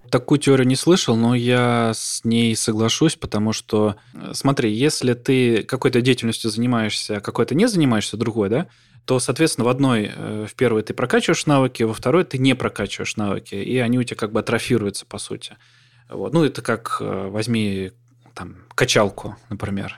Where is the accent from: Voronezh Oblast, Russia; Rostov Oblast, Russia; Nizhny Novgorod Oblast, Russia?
Voronezh Oblast, Russia; Voronezh; я там из Воронежа